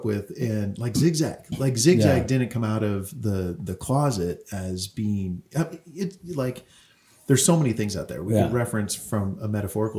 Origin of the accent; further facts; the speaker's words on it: Marin County, California, United States; also born or lived in Colorado; growing up in Marin County, I was just down down 101 from where you lived